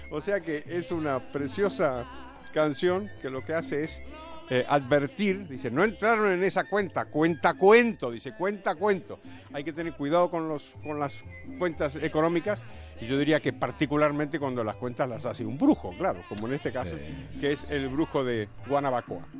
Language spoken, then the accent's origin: Spanish; Chalco, State of Mexico, Mexico; Yo soy hijo de Chalco, por eso estoy bien